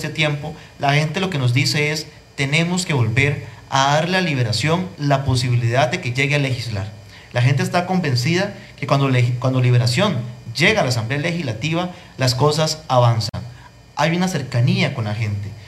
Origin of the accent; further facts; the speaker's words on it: Grecia, Alajuela, Costa Rica; Y usted sabe que los griegos sentimos algo distinto. Los griegos, antes de ser ticos, somos griegos.